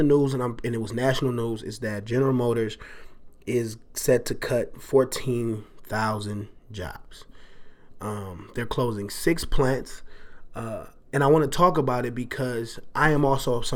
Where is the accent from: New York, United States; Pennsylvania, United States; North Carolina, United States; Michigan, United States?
Michigan, United States; Detroit; I am a Detroiter. I was born in Detroit. I've lived in Detroit.